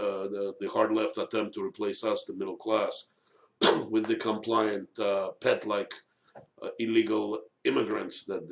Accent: Moscow, Russia; moved away; I was born in Moscow, USSR back then

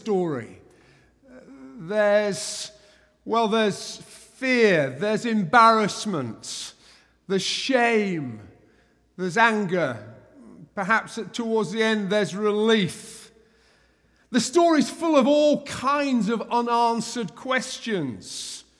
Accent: England, United Kingdom; an Englishman

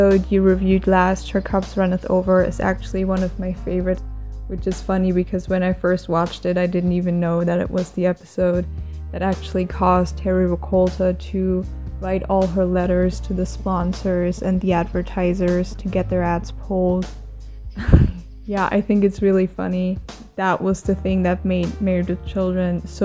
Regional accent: Germany; I'm from Germany

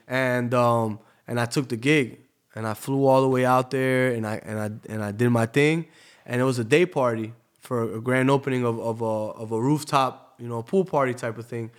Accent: Tampa, Florida, United States; moved away as an adult; also born or lived in New Jersey / Bahrain; now in Miami, United States; I grew up in Tampa, but I, I lived all over the world. You know, I was born in New Jersey

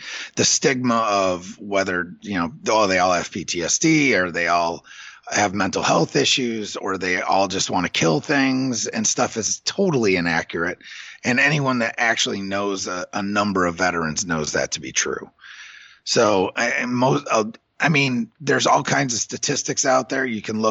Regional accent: New York, United States; well, I'm from New York. I live in New York and my partner lives in Dayton.

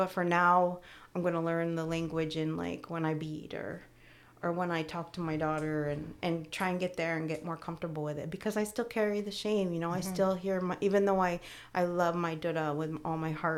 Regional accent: Syracuse, New York, United States; also born or lived in Utica / Florida / Indiana / Georgia; I was born in Syracuse, and then I went to Utica, and then I went to Florida, and then I went to Indiana, and then I went to Georgia. And then I came back and I was 10 or 11.

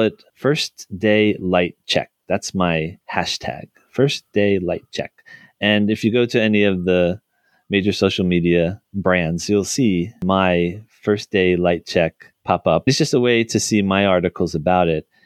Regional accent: New Jersey, United States; my home state of New Jersey

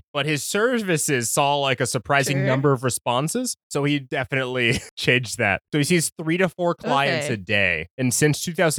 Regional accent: United States; I'm American

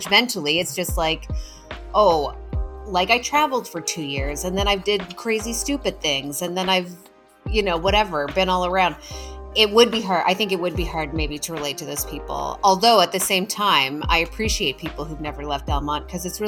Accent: Almonte, Ontario, Canada; I'm from Elmont

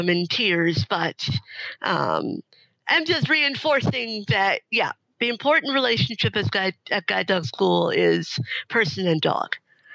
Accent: Canada; moved away as an adult; now in Seattle, United States; I was living in Canada. I was born in Canada.

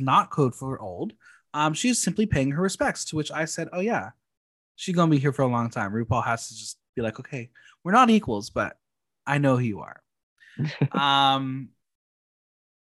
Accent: United States; I'm American

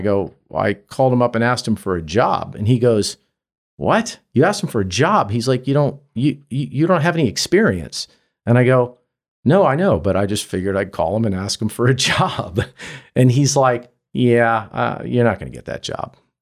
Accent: Virginia, United States; I grew up in Virginia

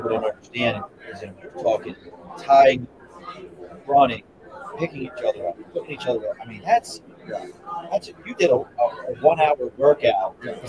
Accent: Baltimore, Maryland, United States; I grew up in Baltimore

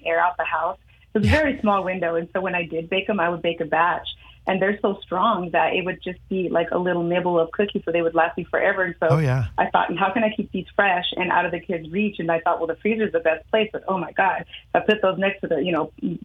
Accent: Oakland, California, United States; I was born and raised in Oakland, California

